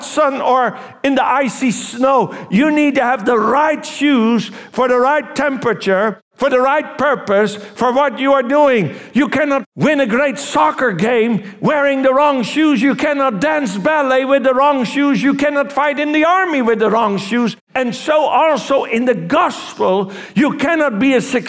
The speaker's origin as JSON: {"language": "English", "country": "Netherlands", "said": "I was from Holland"}